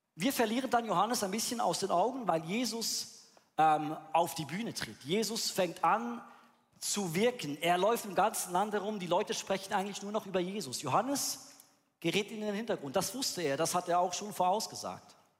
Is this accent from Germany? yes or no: no; Bern, Switzerland; Wo ich aufgewachsen bin in Bern